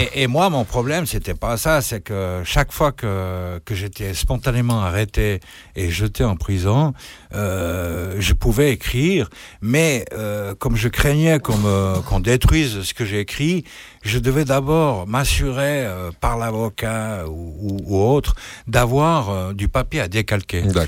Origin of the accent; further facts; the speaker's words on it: French-speaking Switzerland, Romandy, Switzerland; je suis un Suisse romain